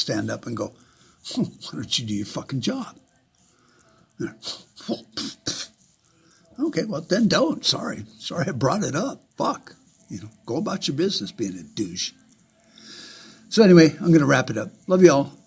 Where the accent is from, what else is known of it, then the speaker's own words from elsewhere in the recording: United States; As an American